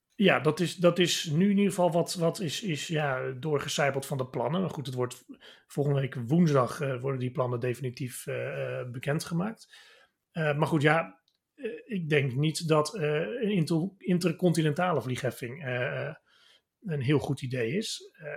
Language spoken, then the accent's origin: Dutch; Netherlands